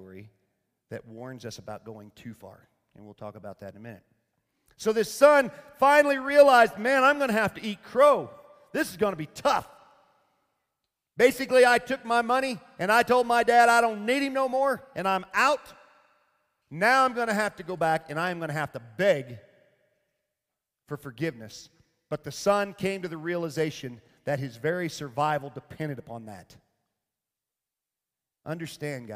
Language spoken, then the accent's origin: English; Arkansas, United States; moved away; I'm from Arkansas originally